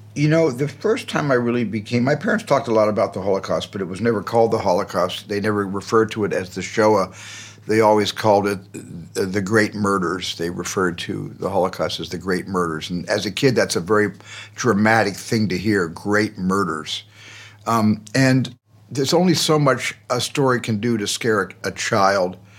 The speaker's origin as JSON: {"language": "English", "region": "Arizona", "country": "United States", "tie": "born or raised there", "said": "in a large family growing up in Arizona"}